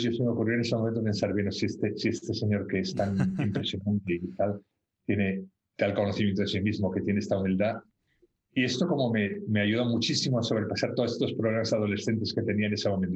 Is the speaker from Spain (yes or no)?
yes; Barcelona, Catalonia, Spain; moved away as an adult; also born or lived in London, England; now in England, United Kingdom; yo nací en Barcelona eh, y estudié allí. Eh, mi familia es de Barcelona y estudié allí.